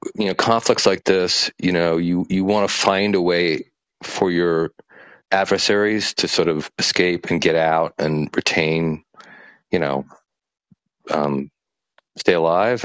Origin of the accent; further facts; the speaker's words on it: United States; now in Vietnam; I'm an American living in Vietnam